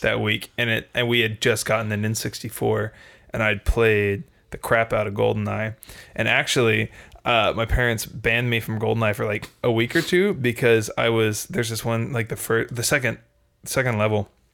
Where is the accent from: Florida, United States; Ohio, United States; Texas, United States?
Texas, United States; I was born in Texas